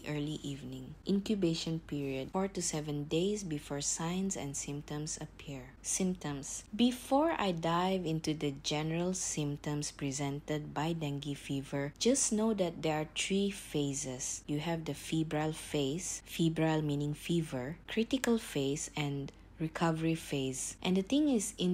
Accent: Malaysia; I'm from Malaysia

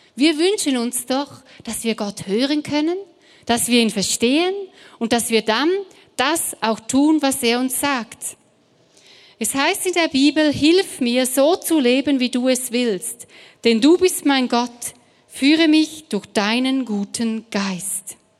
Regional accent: Switzerland; German is a second language; now in Stuttgart, Germany; ich komme ursprünglich aus der Schweiz

